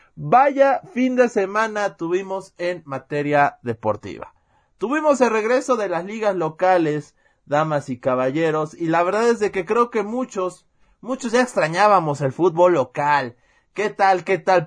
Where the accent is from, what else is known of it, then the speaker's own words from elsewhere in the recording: Puebla, Mexico; yo soy poblano